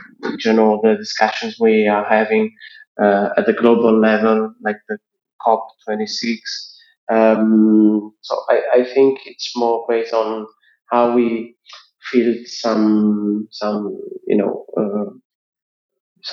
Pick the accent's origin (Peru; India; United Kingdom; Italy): Italy; Sardinia; I'm a 30 years old worker from Sardinia, from Italy.